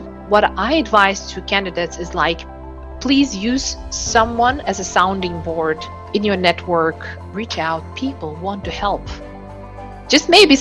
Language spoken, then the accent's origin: English; Uzbekistan; now in Aarhus, Denmark; I am originally from Uzbekistan, but currently live in Denmark, city called Aarhus.